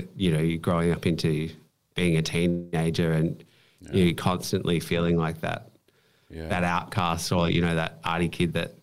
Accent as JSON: {"language": "English", "town": "Bendigo", "region": "Victoria", "country": "Australia", "tie": "born or raised there", "said": "I grew up in Bendigo, which is 2 hours outside of Melbourne"}